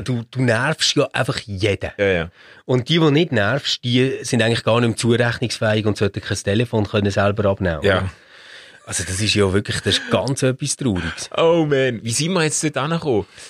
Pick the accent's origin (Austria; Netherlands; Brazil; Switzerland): Switzerland; bei uns in der Schweiz